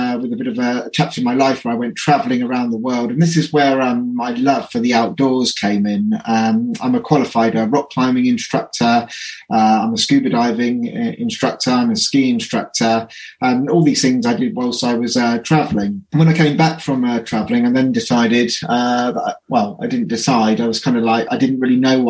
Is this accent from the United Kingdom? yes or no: yes; Reading, South East England, United Kingdom; moved away as an adult; now in Cornwall, United Kingdom; I came out back to Reading, my hometown where I'm from